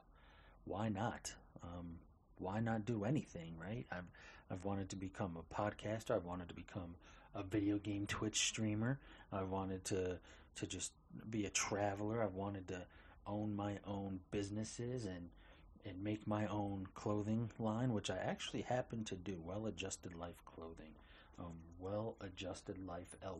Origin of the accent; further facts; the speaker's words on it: Albany, New York, United States; moved away as an adult; also born or lived in Misenheimer, North Carolina / Port Orange, Florida; I was born and raised in Albany, New York.